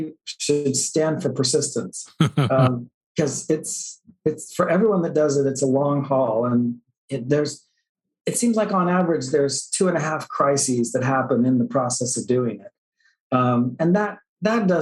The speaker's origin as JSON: {"language": "English", "town": "Oakton", "region": "Virginia", "country": "United States", "tie": "born or raised there", "said": "Was a member of the church, active member of the church growing up in Northern Virginia"}